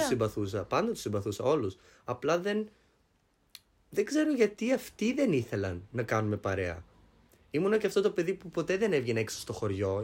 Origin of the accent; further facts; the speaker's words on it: Greece; now in Germany; από το χωριό μου